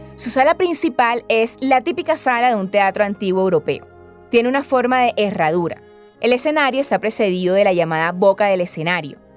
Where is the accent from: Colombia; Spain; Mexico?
Colombia; lo que somos hoy como colombianos y colombianas